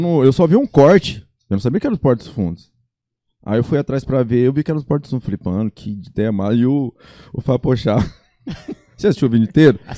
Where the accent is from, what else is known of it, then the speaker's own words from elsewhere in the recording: Tupi Paulista, São Paulo, Brazil; moved away as an adult; now in Campo Grande, Brazil; a minha mãe preferiu me criar a minha infância lá, lá em Tupi Paulista.